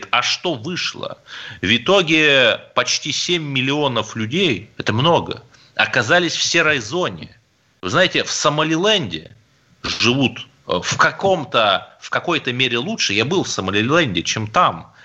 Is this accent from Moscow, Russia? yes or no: no; Cherepovets, Vologda Oblast, Russia; born there; Я русский человек, у меня одно гражданство России. Я здесь родился в Череповце и собираюсь здесь умереть.